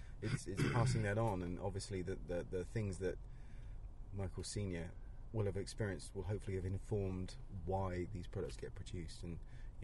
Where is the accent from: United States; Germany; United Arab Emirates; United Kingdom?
United Kingdom; Canterbury, South East England; moved away; Canterbury, which is my hometown back in Kent, in England.